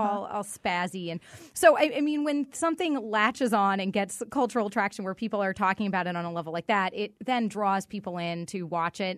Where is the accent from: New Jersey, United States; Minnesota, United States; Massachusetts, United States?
Massachusetts, United States; Boston; also born or lived in Newton, Massachusetts; now in Connecticut, United States; I grew up in Boston